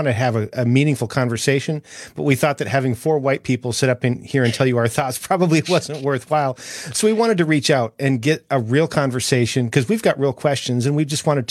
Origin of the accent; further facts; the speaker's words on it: North Dakota, United States; moved away as an adult; now in Tennessee, United States; I grew up in North Dakota